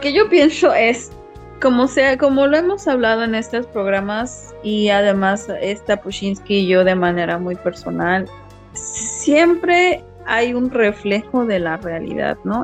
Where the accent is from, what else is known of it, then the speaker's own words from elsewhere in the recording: Mexico; moved away; tu identidad como como migrante y como mexicano cambia cuando ya no estás en, tu país